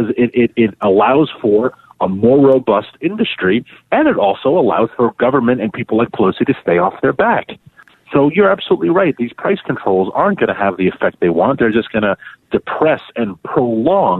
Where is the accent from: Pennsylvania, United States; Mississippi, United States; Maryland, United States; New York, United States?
New York, United States; New York City; born or raised there